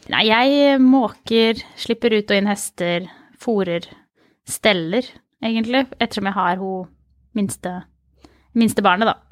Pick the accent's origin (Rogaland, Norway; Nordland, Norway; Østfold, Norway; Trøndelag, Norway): Østfold, Norway; Mysen; Jeg kommer fra Mysen